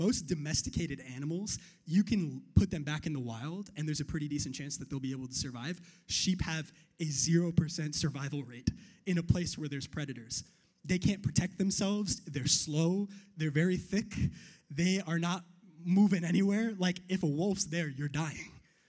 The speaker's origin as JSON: {"language": "English", "region": "New York", "country": "United States", "said": "I'm from New York"}